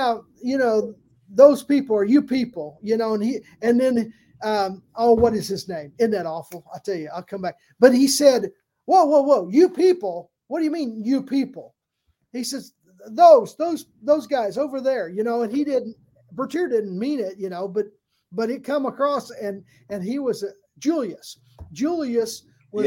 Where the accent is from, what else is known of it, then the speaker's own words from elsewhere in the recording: the North, United States; I'm from the North